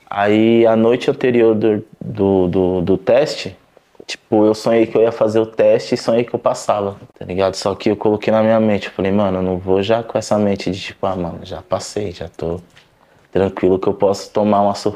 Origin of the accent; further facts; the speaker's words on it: São Paulo, Brazil; pode ser na quebrada onde eu cresci em São Paulo, que foi no Aracati, ou no Campo Limpo, ou em Alphaville